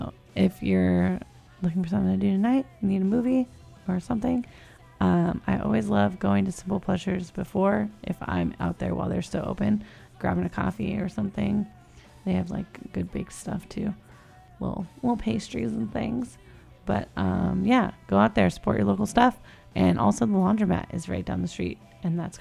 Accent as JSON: {"language": "English", "region": "California", "country": "United States", "said": "I'm from California."}